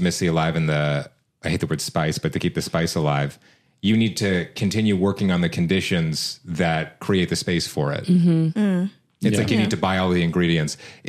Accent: Canada; they heard we're from Canada.

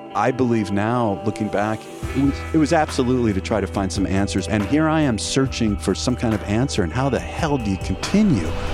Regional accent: Florida, United States; Growing up in Florida in the early 70s

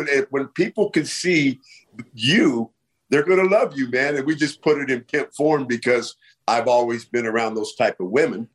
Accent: Bay Area, California, United States; I'm from the Bay Area

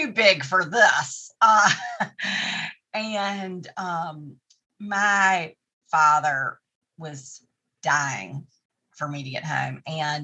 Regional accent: Tarboro, North Carolina, United States; moved away as an adult; also born or lived in New York / Atlantic City; Tarboro, my hometown

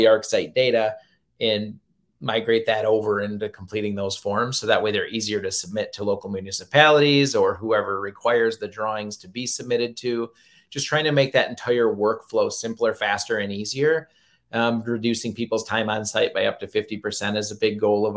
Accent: Michigan, United States; I'm from Michigan, so we have a lot of lakes and a lot of area to cover

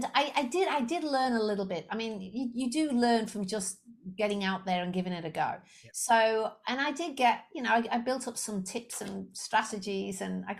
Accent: Liverpool, North West England, United Kingdom; moved away as an adult; also born or lived in Leicester; I'm originally I'm from Liverpool in the UK

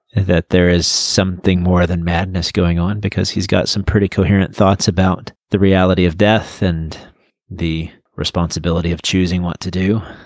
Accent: United States

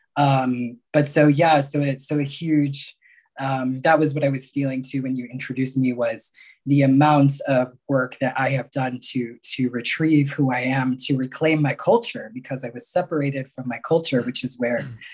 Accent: New York area, United States; also born or lived in Mexico; I was born in Mexico, um, and uh, both, well, my one biological parent died when I was very young. Another was deemed unfit, and so I was um, adopted, taken into the United States, and uh, was raised mostly in the New York area

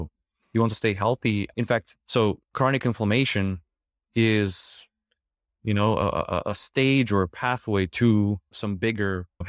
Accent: Ukraine; English is a second language; now in United States; So I came from Ukraine and I was looking for my foods.

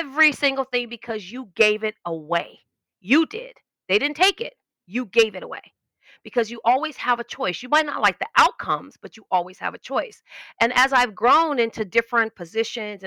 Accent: Los Angeles, California, United States; I was born in Los Angeles, grew up in like North Hollywood in the Valley

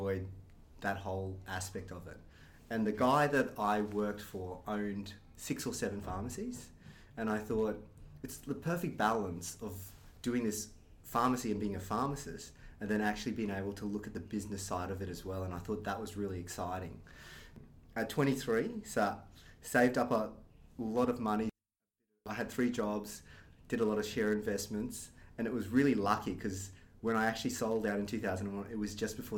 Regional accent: Brisbane, Queensland, Australia; I was born here in Brisbane. My parents were from Malaysia, so they actually came over as students when they were at university. They lived in Melbourne and decided to eventually reside in Brisbane. So grew up on the north side, went to Nudgee College

